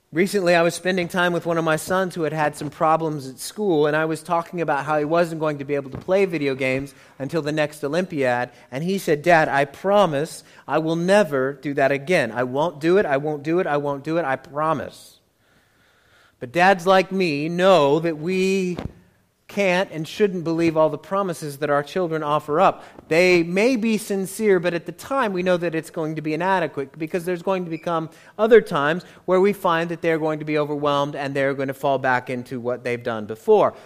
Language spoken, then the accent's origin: English; United States; accent: American; I am hopelessly American